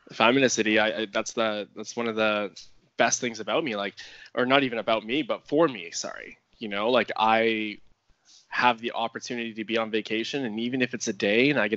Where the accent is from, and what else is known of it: Canada